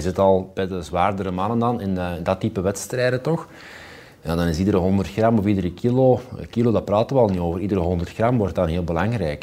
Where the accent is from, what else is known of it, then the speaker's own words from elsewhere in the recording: Flemings, Flanders, Belgium; Wij zijn dan altijd als Vlamingen voorzichtig